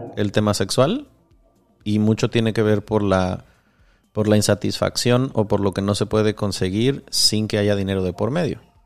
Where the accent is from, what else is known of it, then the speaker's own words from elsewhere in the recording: Michoacán, Mexico; si de allí mero vengo, es precioso